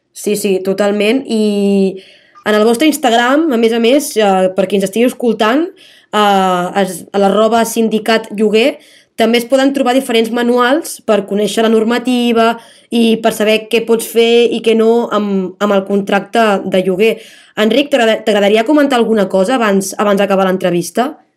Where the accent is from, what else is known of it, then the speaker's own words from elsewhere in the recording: Palafrugell, Catalonia, Spain; sóc d'un poble, sóc de Palafrugell